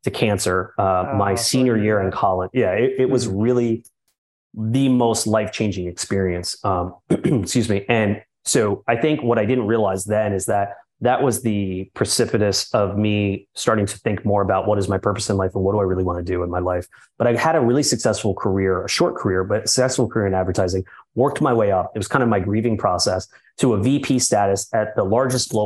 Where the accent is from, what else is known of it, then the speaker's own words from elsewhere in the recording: New York City, New York, United States; I'm born and raised in New York City, which I'm very much proud of. Spent the first 40 years of my life growing up in Manhattan.